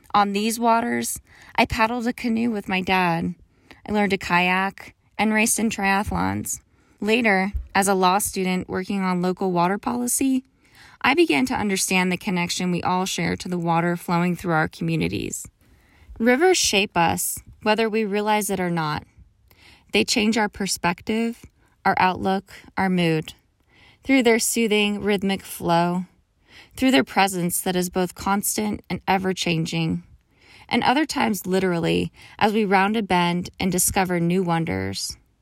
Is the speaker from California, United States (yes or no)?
no; Pennsylvania, United States; moved away; Growing up in Pennsylvania